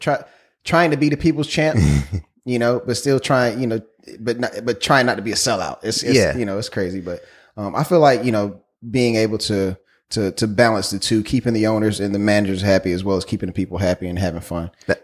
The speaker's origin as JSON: {"language": "English", "region": "South Carolina", "country": "United States", "said": "I am from South Carolina"}